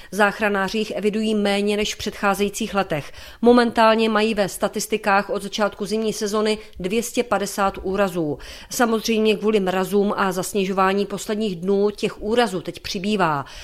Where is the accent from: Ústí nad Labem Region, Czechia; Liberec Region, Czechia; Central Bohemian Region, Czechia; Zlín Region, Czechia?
Zlín Region, Czechia; Hostýn Hills; u nás v Hostinských vrších